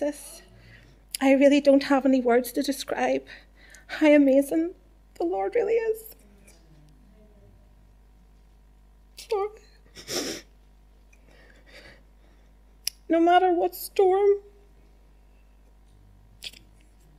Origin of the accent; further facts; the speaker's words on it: Whitewell, Northern Ireland, United Kingdom; also born or lived in Lisburn; I was brought up in Whitewell